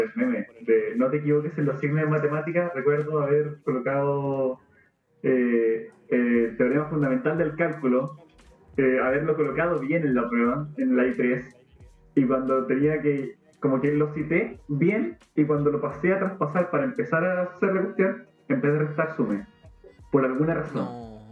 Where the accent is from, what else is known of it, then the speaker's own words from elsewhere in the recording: Temuco, Araucanía, Chile; moved away; soy de Temuco